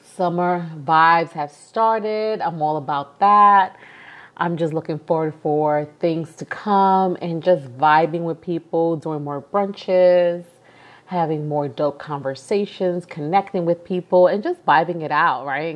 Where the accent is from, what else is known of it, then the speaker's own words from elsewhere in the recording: New York City, New York, United States; moved away as an adult; I'm from New York. I've been born and raised in East New York, Brooklyn. And really, New York is all I've known.